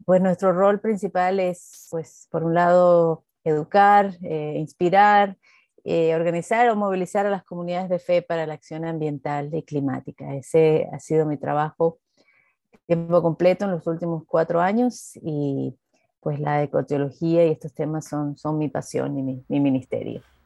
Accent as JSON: {"language": "Spanish", "country": "Venezuela"}